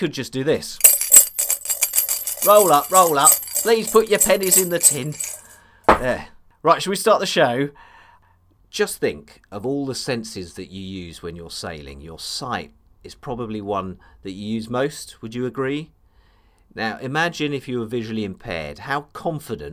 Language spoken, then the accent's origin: English; England, United Kingdom; being English